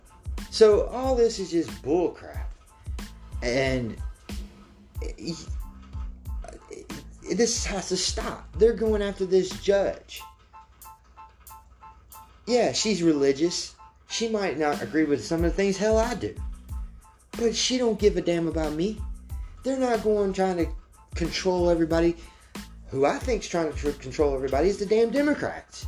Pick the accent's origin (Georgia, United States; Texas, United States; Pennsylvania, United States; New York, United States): Georgia, United States; I grew up in, I'm from Georgia